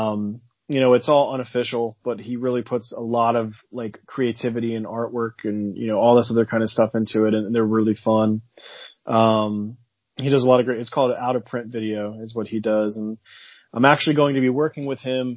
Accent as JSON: {"language": "English", "region": "New Jersey", "country": "United States", "accent": "New Jersey", "said": "I sound like I'm from New Jersey."}